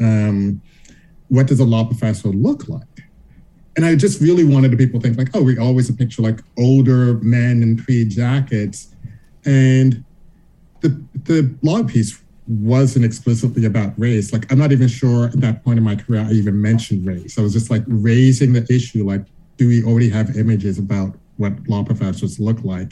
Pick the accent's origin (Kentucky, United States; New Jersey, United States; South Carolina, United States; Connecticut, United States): South Carolina, United States; Charleston; I grew up in Charleston, South Carolina